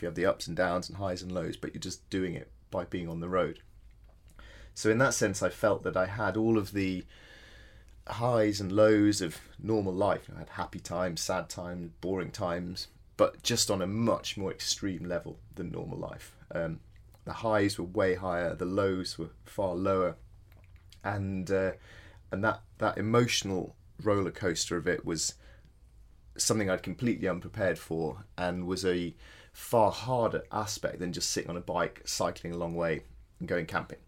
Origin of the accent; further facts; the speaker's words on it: Yorkshire Dales, Yorkshire and the Humber, United Kingdom; moved away as an adult; also born or lived in Edinburgh; I grew up in the Yorkshire Dales, so I had a very outdoor uh, had a very outdoor childhood